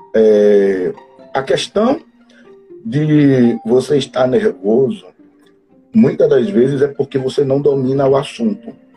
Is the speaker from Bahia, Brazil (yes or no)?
yes; Mata de São João, Bahia, Brazil; now in Sergipe, Brazil; eu me criei, é, eu nasci né, é, em uma cidade da Bahia chamada Mata de São João